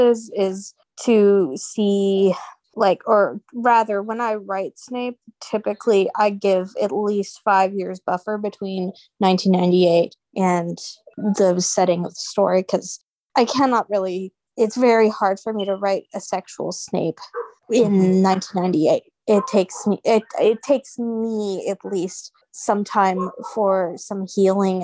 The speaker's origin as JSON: {"language": "English", "country": "United States", "said": "I think we're all American here, or, you know, USA."}